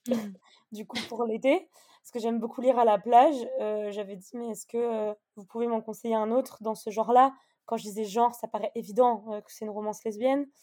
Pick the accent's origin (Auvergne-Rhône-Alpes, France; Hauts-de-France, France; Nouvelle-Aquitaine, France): Auvergne-Rhône-Alpes, France; Annecy; moved away as an adult; now in Bordeaux, France; je viens d'Annecy. je suis née à Annecy et j'ai mhm. déménagé à Bordeaux maintenant.